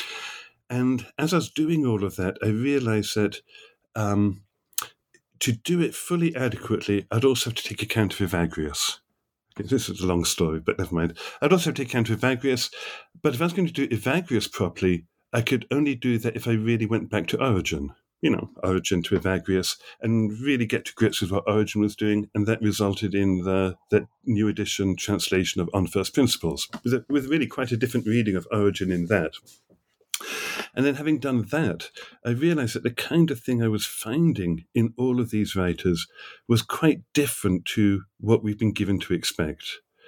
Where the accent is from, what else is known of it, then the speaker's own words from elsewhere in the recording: England, United Kingdom; moved away as an adult; also born or lived in New York; So I grew up in England, did my doctoral work in Oxford